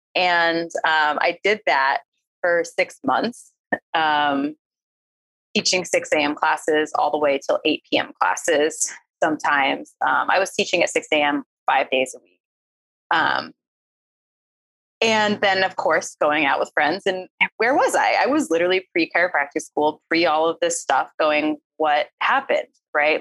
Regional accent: East Coast, United States; moved away; I was from the East Coast. I grew up in a place where like we didn't really cry very often

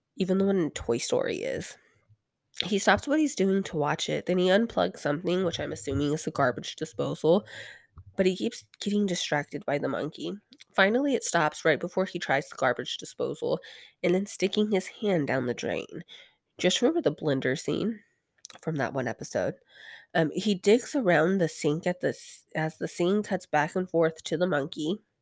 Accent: West Texas, United States; I'm from West Texas

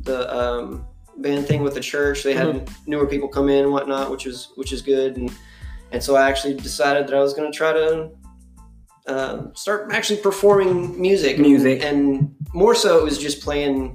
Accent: Sherman, Texas, United States; I'm an American folk singer from Sherman, Texas

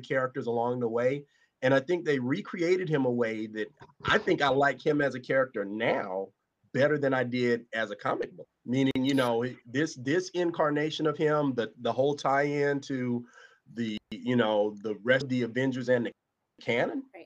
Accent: Atlanta, Georgia, United States; I'm I'm country. I'm from Atlanta

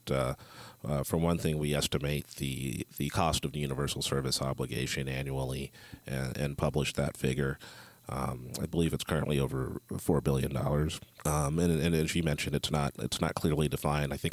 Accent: Columbus, Ohio, United States; also born or lived in St. Louis, United States / Joplin, United States; I am from Columbus, Ohio. And you know, the great thing about uh, being from the Midwest, um, I've had experience in both urban and rural areas and semi-rural.

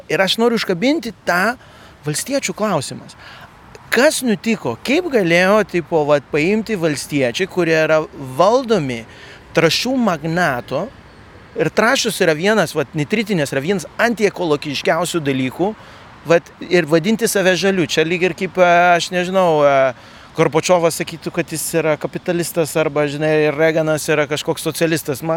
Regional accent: Lithuania; kaip lietuviai mums patinka išeiti į gamtą

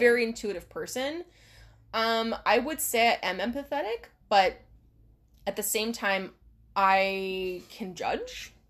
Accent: Hawaii, United States; we're from Hawaii.

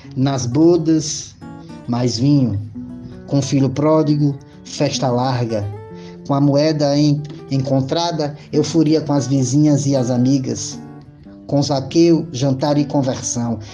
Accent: Recife, Pernambuco, Brazil; sou de Recife, Pernambuco.

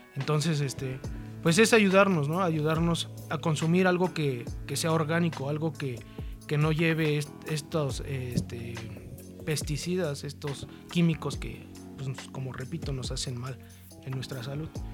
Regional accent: Mexico City, Mexico; Soy de Iztapalapa, pero para el mundo

